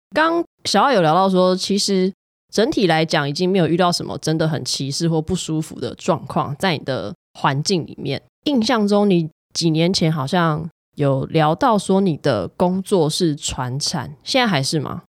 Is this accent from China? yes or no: no; Tainan, Taiwan; moved away; 虽然我是台南人